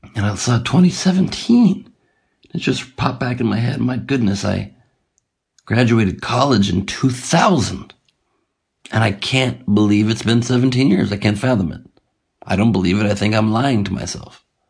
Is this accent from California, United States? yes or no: yes; Los Angeles, California, United States; Los Angeles, my hometown